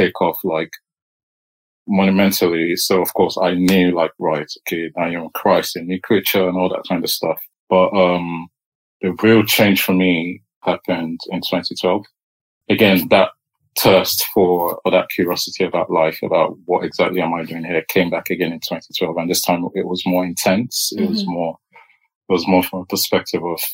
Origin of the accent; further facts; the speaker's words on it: Nigeria; now in United Kingdom; I was born in Nigeria.